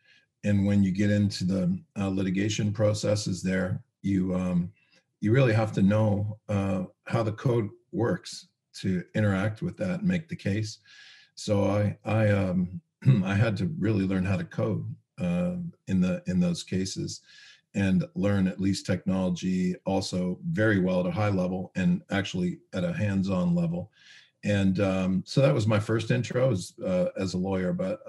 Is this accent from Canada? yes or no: yes; Canada; also born or lived in United States; I grew up in Canada and US.